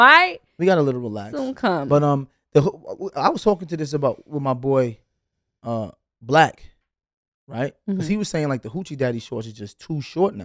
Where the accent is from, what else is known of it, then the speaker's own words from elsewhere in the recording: Brooklyn, New York, United States; I'm still from Brooklyn.